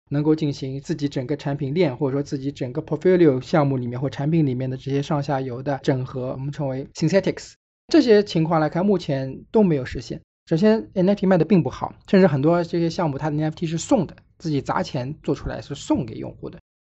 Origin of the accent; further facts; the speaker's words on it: China; 虽然我是中国人